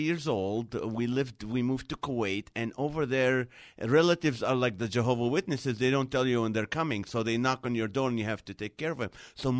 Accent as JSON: {"language": "English", "town": "Nazareth", "region": "Northern District", "country": "Israel", "tie": "born or raised there", "moved": "yes", "lives_now": "Los Angeles, United States", "said": "Originally, I was born in Nazareth, Israel."}